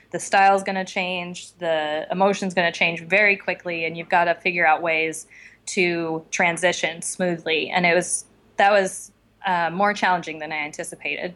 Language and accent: English; Casper, Wyoming, United States; moved away as an adult; also born or lived in Bozeman, Montana; now in Los Angeles, United States; I grew up in Wyoming, in Casper, Wyoming, which is right in the middle, and lived there until I went to college.